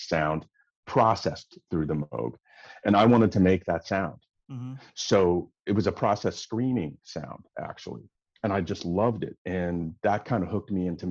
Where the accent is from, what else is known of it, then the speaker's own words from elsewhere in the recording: Los Angeles, California, United States; also born or lived in Dallas, Texas; I'm in a hotel in LA, which is my hometown